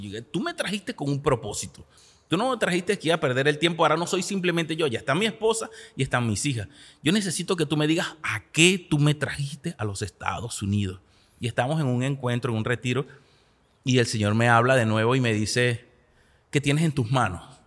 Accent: Venezuela; moved away as an adult; now in United States

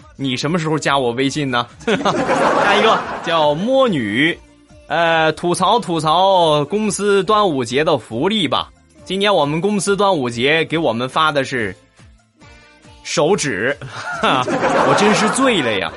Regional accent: Shandong, China; 我们山东人都是直的

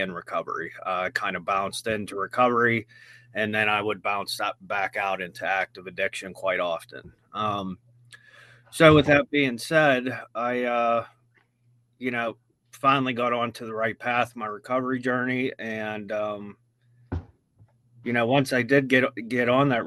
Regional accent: Washington, Pennsylvania, United States; I am from Washington, Pennsylvania

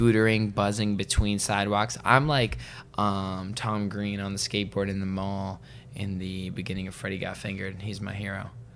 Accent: Vancouver, British Columbia, Canada; where I grew up in Vancouver

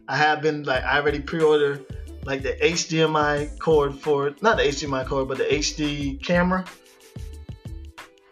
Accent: Florida, United States; also born or lived in Virgin Islands; I'm from the Virgin Islands, but I grew up in Florida

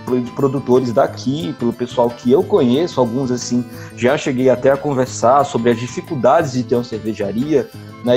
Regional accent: Recife, Pernambuco, Brazil; also born or lived in Crato, Ceará; now in Juazeiro do Norte, Brazil; eu sou de Recife, mas moro aqui em Juazeiro, que é na região do Cariri

